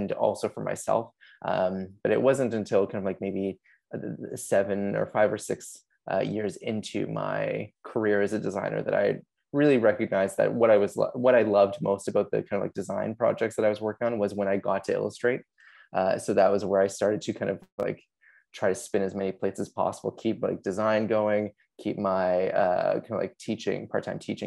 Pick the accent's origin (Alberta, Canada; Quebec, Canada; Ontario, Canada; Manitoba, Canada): Ontario, Canada; Kitchener; also born or lived in Australia; I'm from Kitchener, Ontario in Canada